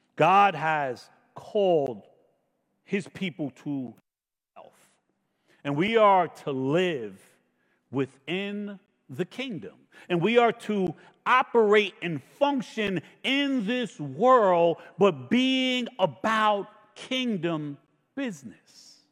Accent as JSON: {"language": "English", "country": "United States", "tie": "born or raised there", "said": "I was born in America"}